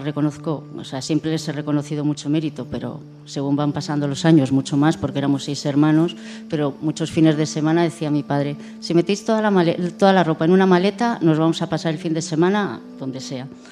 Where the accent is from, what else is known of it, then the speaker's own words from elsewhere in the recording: Cantabria, Spain; nosotros somos de Cantabria